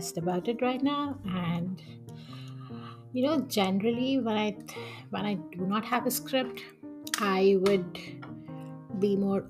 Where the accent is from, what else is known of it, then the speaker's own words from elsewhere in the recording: Vijayawada, Andhra Pradesh, India; moved away as an adult; also born or lived in Visakhapatnam, India / Hyderabad, India; now in Toronto, Canada; I was born in Vizag and I was brought up in Vijayawada. I did my schooling in Vijayawada